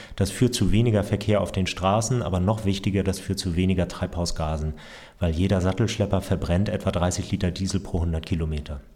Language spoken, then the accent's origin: German; Hamburg, Germany; ich bin Hamburger Familienvater, drei Töchter